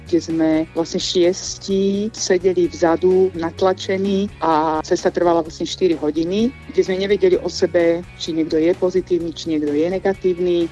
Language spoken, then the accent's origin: Slovak; Slovakia; ako Slovenka, ktorá prišla zo zahraničia